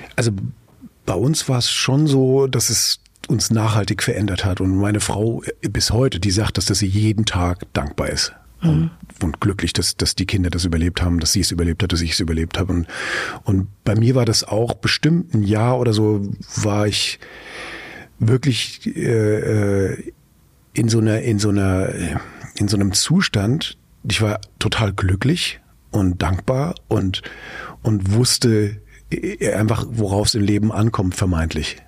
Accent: Frankfurt, Hesse, Germany; now in Mülheim an der Ruhr, Germany; in meiner Heimatstadt äh, äh, Frankfurt

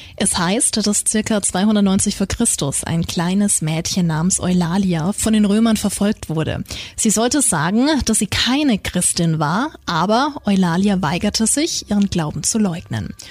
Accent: Nuremberg, Bavaria, Germany; hier in meiner Heimatstadt

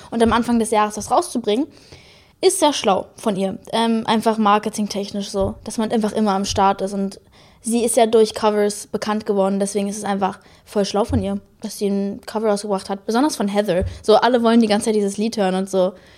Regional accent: Munich, Bavaria, Germany; accent: Münchner; Ich habe gerade meinen Münchner Akzent

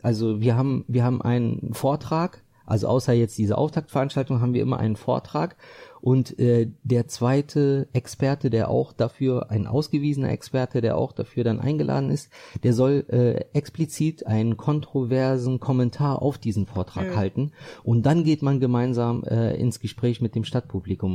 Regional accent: Düsseldorf, North Rhine-Westphalia, Germany; für mich ist meine Heimat äh, Düsseldorf und äh, ganz speziell äh, Düsseldorf-Benrath

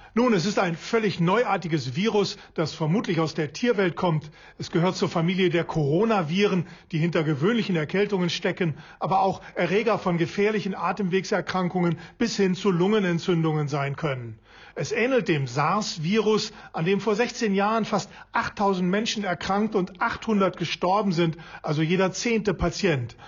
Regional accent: Germany; now in China; zu Hause in Deutschland

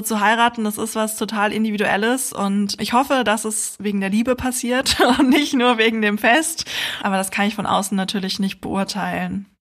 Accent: Germany; hier bei uns in Deutschland

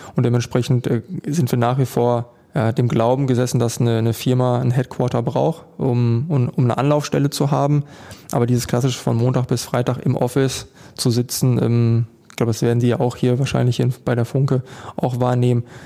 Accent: Unna, North Rhine-Westphalia, Germany; wir kommen aus Unna, das ist ein größeres Dorf

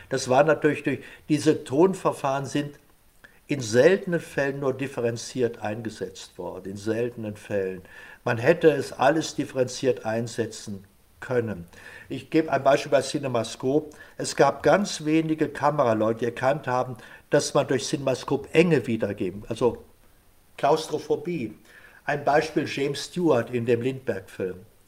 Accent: Germany; als Deutscher

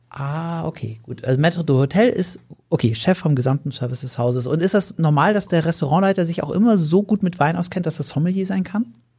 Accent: Timmendorfer Strand, Schleswig-Holstein, Germany; ich bin ja in Timmendorf zur Schule gegangen

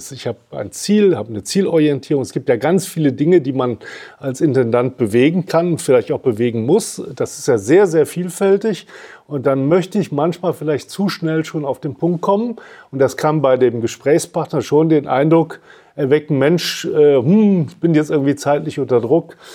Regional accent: Cologne, North Rhine-Westphalia, Germany; now in Hamburg, Germany

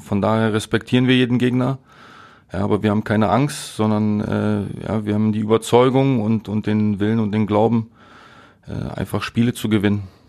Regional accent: Berlin, Germany; also born or lived in Katowice, Poland; now in Essen, Germany; so ein Kiez, ne, wo ich groß geworden bin

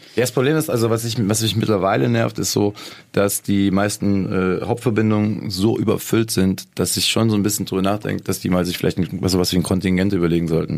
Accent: Lake Constance, Germany; ich bin am Bodensee aufgewachsen

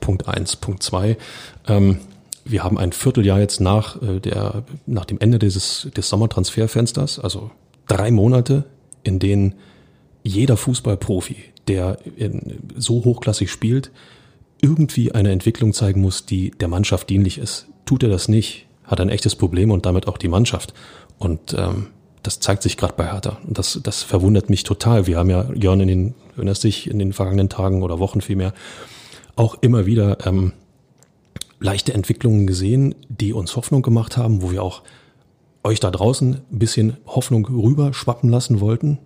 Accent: Berlin, Germany; als Berliner

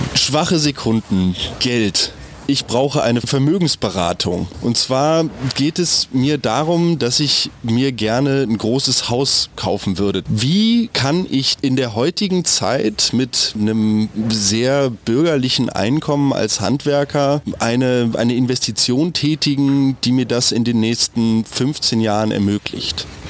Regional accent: Germany; Wir als Deutsche

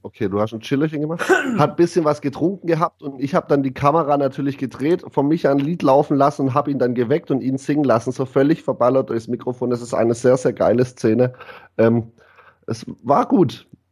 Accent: Ditzingen, Baden-Württemberg, Germany; ich komme aus, aus dem geilsten Dorf der Welt und zwar aus Ditzinger

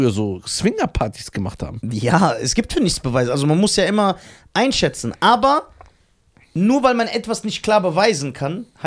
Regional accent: Tunisia; Äh, in Tunesien gibt es ja keine Berber mehr. Also so ein Prozent. Dann sind wir Araber.

